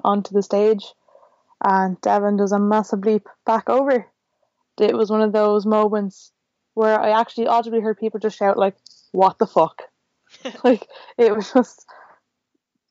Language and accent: English; Dublin, Leinster, Ireland; I'm from Dublin